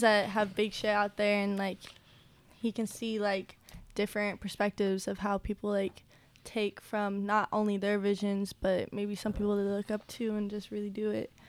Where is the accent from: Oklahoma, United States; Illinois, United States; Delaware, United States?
Oklahoma, United States; Tulsa; also born or lived in New York; I'm from Tulsa